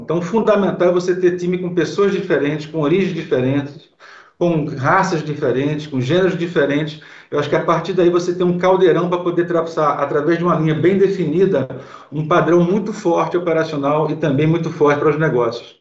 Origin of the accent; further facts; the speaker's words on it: Recife, Pernambuco, Brazil; sou de Recife